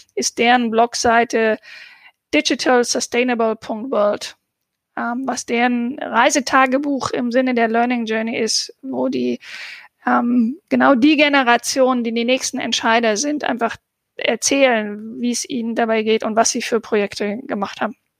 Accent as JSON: {"language": "German", "region": "Southern Germany", "country": "Germany", "said": "ich komme ja aus dem Süddeutschen"}